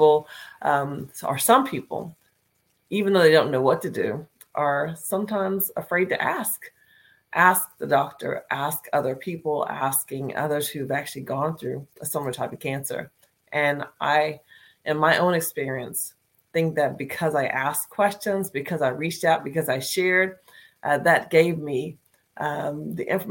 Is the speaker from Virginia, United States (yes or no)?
yes; Northern Virginia, United States; I am from Northern Virginia, is where I'm broadcasting from today